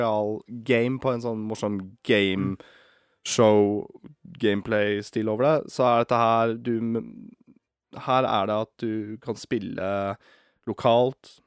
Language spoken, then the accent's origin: Norwegian; Norway; vi er nordmenn